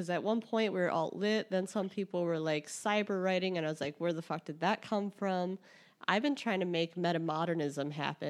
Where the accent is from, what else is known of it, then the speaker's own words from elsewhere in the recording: Chicago, Illinois, United States; I'm from Chicago.